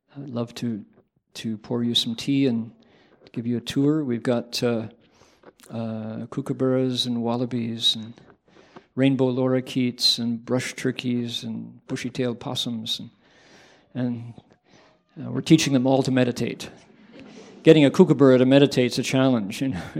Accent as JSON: {"language": "English", "town": "Toledo", "region": "Ohio", "country": "United States", "tie": "born or raised there", "moved": "yes", "said": "I grew up where? Toledo, Ohio small town"}